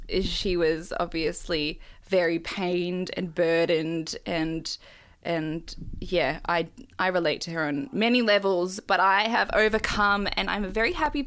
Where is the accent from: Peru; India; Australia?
Australia; I've grown up here, obviously. But we moved here, me and my brother, when we were babies.